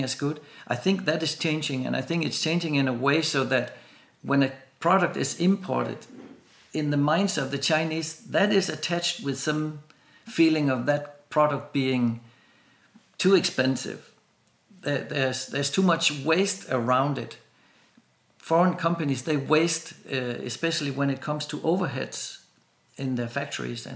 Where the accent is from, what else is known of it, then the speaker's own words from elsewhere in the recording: Denmark; I'm from Denmark